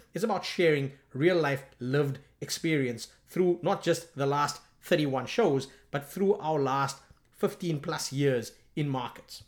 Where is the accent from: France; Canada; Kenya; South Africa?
South Africa; I'm from South Africa